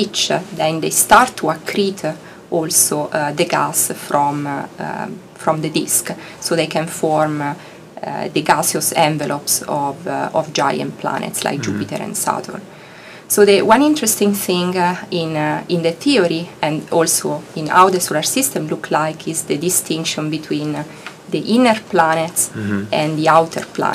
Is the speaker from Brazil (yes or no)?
no; Italy; English is a second language; moved away as an adult; also born or lived in Heidelberg, Germany / Bologna, Italy; now in Arizona, United States; I'm Italian. So I grew up in Italy in a small town, just 50,000 people.